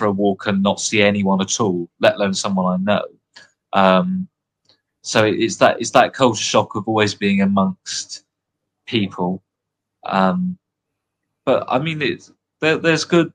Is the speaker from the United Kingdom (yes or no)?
yes; United Kingdom; moved away as an adult; now in Oxford, United Kingdom; I'm British